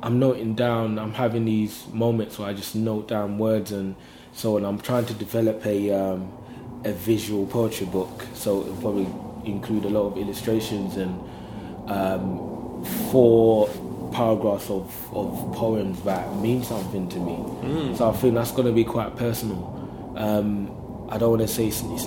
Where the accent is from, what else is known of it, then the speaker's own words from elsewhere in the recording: London, United Kingdom; I'm from London